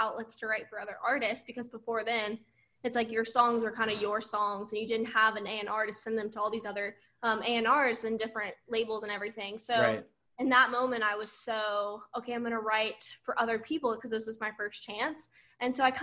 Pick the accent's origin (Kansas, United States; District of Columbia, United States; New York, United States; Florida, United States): Florida, United States; Auburndale; moved away as an adult; now in Nashville, United States; everyone from my hometown say Auburndale